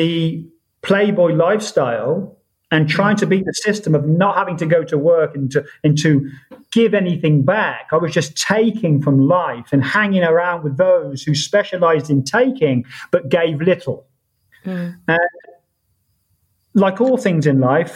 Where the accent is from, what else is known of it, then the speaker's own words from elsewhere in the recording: Oxford, South East England, United Kingdom; moved away as an adult; also born or lived in Ibiza; born in Oxford, born and bred in Oxford, stayed there for 18 or 19 years